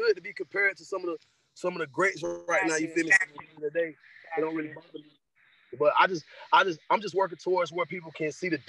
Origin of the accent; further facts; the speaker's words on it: Greensboro, North Carolina, United States; I'm from North Carolina, Greensboro, North Carolina, at that High Point area triad.